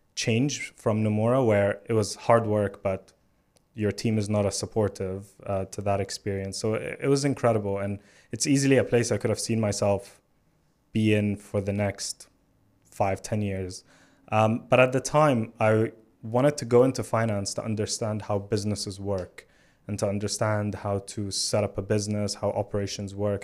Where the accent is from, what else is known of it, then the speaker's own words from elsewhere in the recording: Alexandria, Alexandria Governorate, Egypt; moved away as an adult; now in London, United Kingdom; I was born in Alexandria in Egypt, which is a coastal city by the Mediterranean. And, um, I, I loved growing up there.